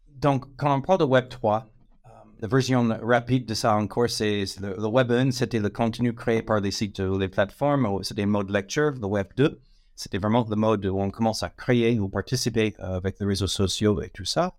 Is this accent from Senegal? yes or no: no; United States; French is a second language; moved away as an adult; now in France; je suis américain, ça fait 18 ans que, je suis en France